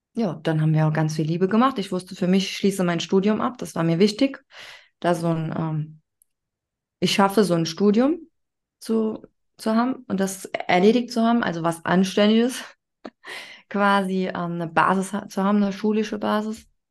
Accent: Saarland, Germany; Ich bin in Deutschland aufgewachsen

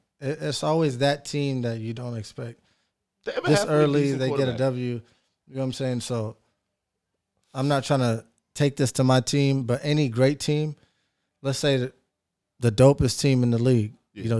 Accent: Seattle, Washington, United States; I'm from Seattle.

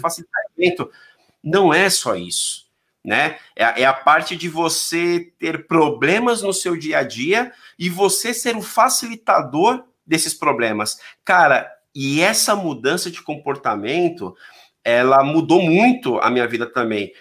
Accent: São Paulo, Brazil; Eu sou daqui, eu sou da, aqui é de São Paulo aqui, não sei se conhece a Zona Leste, mas são aqueles moleque folgado da Zona Leste

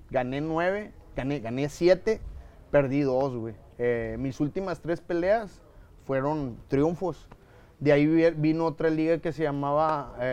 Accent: Mexico; soy mexicano

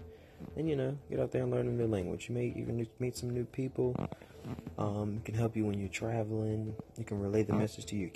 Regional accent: United States; I am all American. I'm not mixed with anything. I am all African American, from the good of the hood

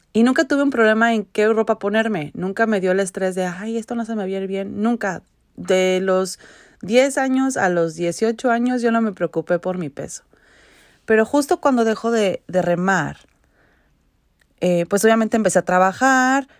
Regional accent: Mexico; now in Vancouver, Canada; yo crecí en México

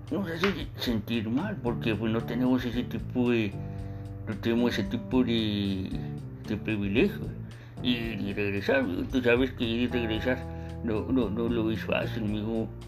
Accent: Mexico; now in United States; Nosotros como mexicanos tenemos que vernos más como, como amigos que enemigos, mijo.

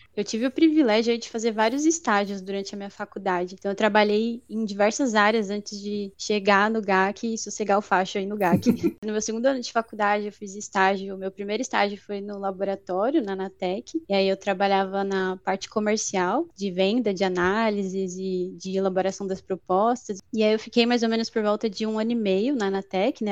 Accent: São Paulo, Brazil; also born or lived in Guarulhos / Osasco; eu nasci em São Paulo, morei já em algumas outras regiões, em Guarulhos, em Osasco, mas morei a maior parte aqui em São Paulo mesmo

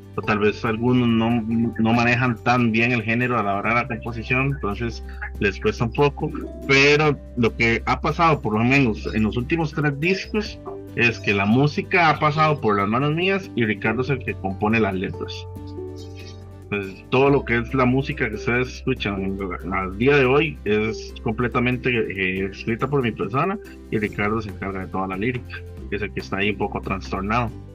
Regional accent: Heredia, Costa Rica; yo soy de Heredia

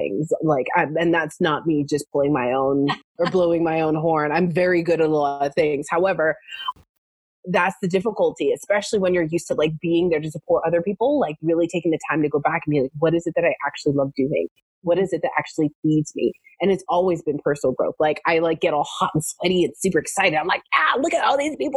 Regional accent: Canada; moved away as an adult; also born or lived in Southern California; now in United States; I am originally from Canada, and I had manifested myself a job in America

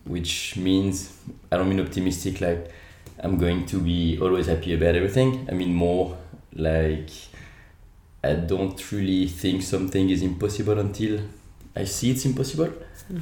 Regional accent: France; English is a second language; moved away as an adult; now in Australia; Sorry about the accent. Uh, I'm actually uh, Australian as well, so I'm French Australian

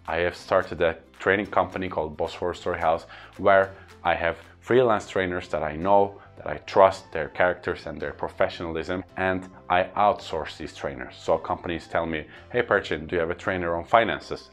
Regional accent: Istanbul, Turkey; first language Turkish; English is a second language; I give trainings in my hometown Istanbul or in my country Turkey

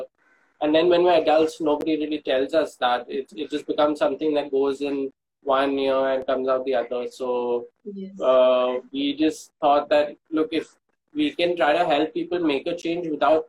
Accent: Mumbai, Maharashtra, India; also born or lived in Tamil Nadu; the place that we grew up in Bombay

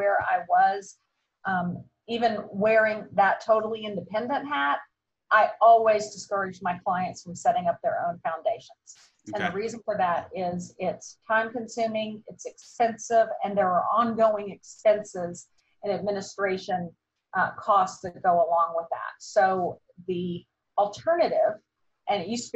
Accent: Atlanta, Georgia, United States; also born or lived in Indiana; I am an Atlanta girl. We moved down here from Indiana when I was 4 months old. So I'm about as much of a native as you can be nowadays. I grew up in the area.

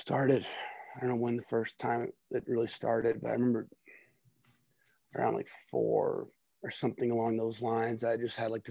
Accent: New Jersey, United States; also born or lived in Orono, Maine; I'm from New Jersey.

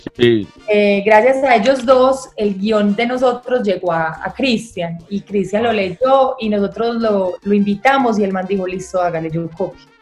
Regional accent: Medellín, Antioquia, Colombia; soy de acá de Medallo, eh, nací acá, crecí acá

